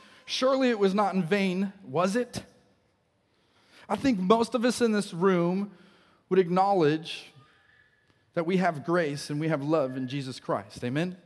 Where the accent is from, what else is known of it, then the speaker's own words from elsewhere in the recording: Colorado, United States; now in Wichita, United States; we grew up in Colorado